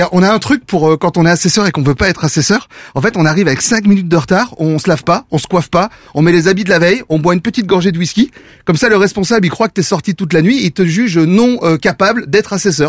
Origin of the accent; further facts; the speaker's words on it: Belgium; now in France; en tant que Belge